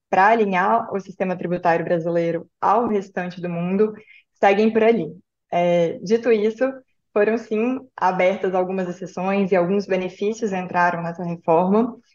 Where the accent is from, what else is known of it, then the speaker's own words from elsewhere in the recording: Belo Horizonte, Minas Gerais, Brazil; E eu também sou de Belo Horizonte, estava ouvindo Kennedy também, achava que era a terceira maior do Brasil, viu, Kennedy?